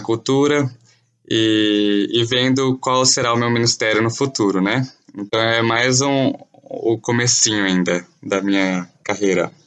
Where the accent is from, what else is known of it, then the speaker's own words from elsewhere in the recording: Campinas, São Paulo, Brazil; moved away as an adult; now in Chad; sou de Campinas, São Paulo